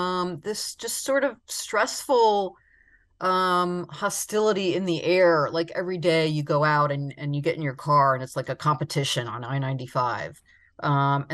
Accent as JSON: {"language": "English", "town": "Palmetto Bay", "region": "Florida", "country": "United States", "tie": "born or raised there", "said": "I grew up in Palmetto Bay."}